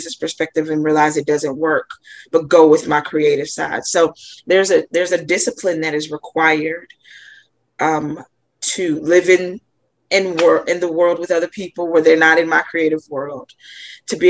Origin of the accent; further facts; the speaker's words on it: North Mississippi, United States; I grew up in North Mississippi